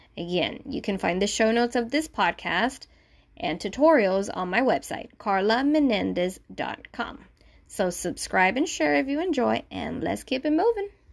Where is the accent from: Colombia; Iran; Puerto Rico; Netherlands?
Puerto Rico; Manatí; first language Spanish; English is a second language; I was born and raised in Manatí, Puerto Rico. So my first language is Spanish.